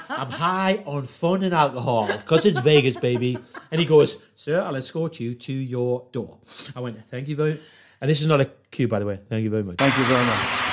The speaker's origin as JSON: {"language": "English", "town": "Newcastle upon Tyne", "region": "North East England", "country": "United Kingdom", "said": "I can't really do the American accent because I'm from Newcastle"}